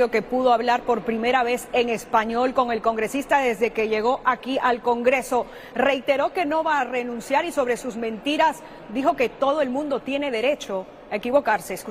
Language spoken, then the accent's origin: Spanish; Peru; en un momento me pregunta de qué país soy. Le digo que soy de Perú y me dice, me encanta el ceviche.